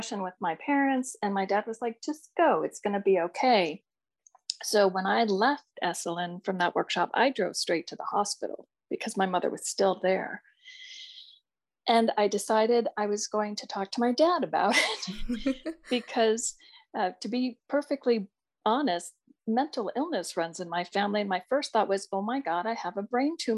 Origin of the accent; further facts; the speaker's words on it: Ohio, United States; I grew up in Ohio